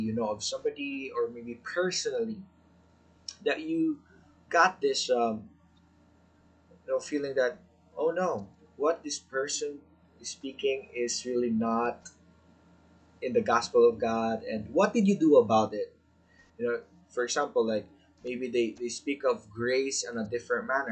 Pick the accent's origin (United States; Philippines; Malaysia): Philippines; being a Filipino, we are very hospitable